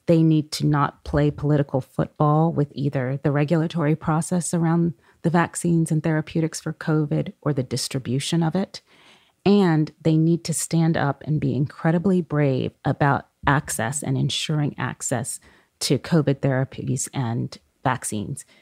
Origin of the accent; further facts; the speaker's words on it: Oakland, California, United States; those communities I grew up near in Oakland, California.